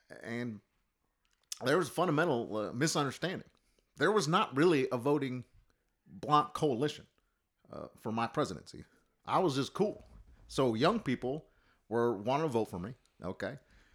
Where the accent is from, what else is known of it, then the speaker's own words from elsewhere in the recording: Hawaii, United States; I'm a dude from Hawaii who had a cup of coffee in the Senate and became president.